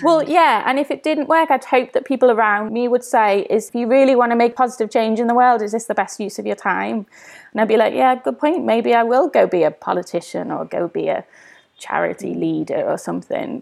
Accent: Liverpool, North West England, United Kingdom; now in London, United Kingdom; growing up in Everton with the hustle and bustle

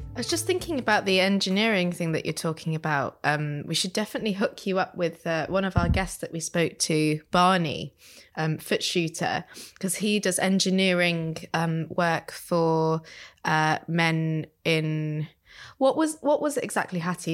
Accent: Leicester, East Midlands, United Kingdom; moved away; where I'm from in Leicester, there was quite a big indie scene

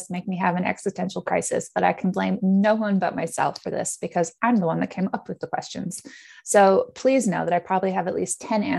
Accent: Netherlands; also born or lived in Canada; now in United Kingdom; So originally I'm from Canada, but I'm also British. I grew up in the Netherlands, going to a Dutch school and then the American School of The Hague before coming over to the UK for university

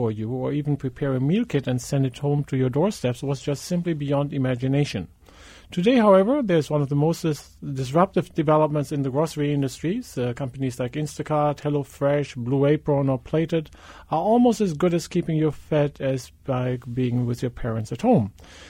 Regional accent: Germany; English is a second language; Now, as your listeners have probably noticed, I'm German. I grew up in West Germany and went to college at the University in Mannheim in 1988, where I rented a small apartment.

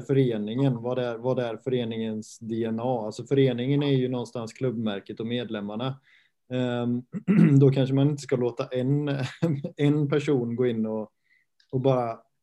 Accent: Götene, Västra Götaland, Sweden; now in Halmstad, Sweden; jag kommer från eh, Götene, samma ort som Arne Selmosson

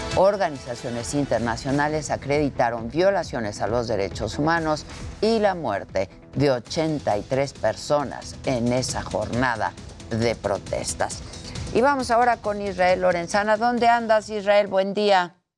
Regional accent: Mexico; como ciudadanos, como mexicanos

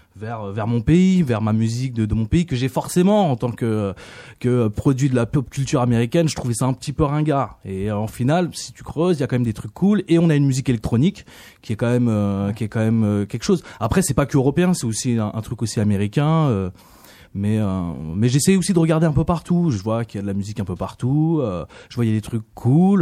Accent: France; je suis français. Je suis aussi d'origine vietnamienne

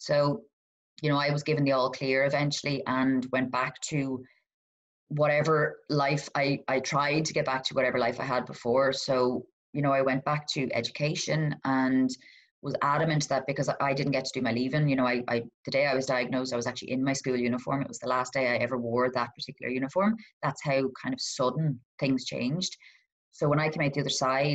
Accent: Donegal, Ulster, Ireland; I'm from Donegal

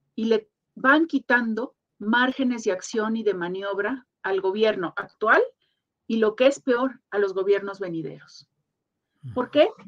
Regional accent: Mexico; muchísimo orgullo como mexicana

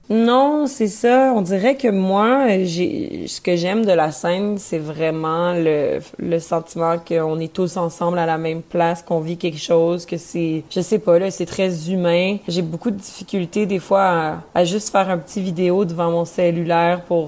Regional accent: Quebec, Canada; accent: Québécois; first language French

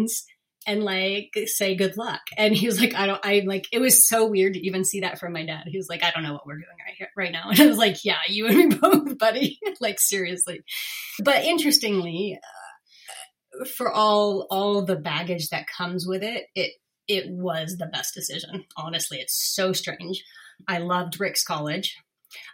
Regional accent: Northern California, United States; also born or lived in Berkeley, California; I grew up in Northern California

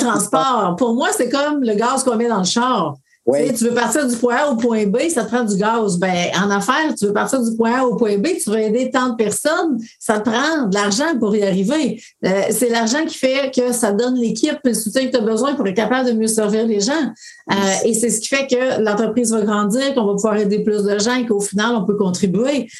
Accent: BTB, Quebec, Canada; moved away; je retourne dans mon coin de pays qui était la BTB

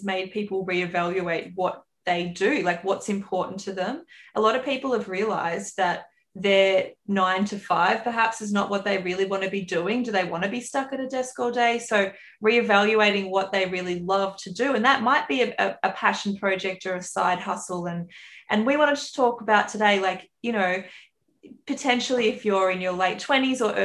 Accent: Australia; accent: bogan Aussie; the bogan Aussie accent on this side

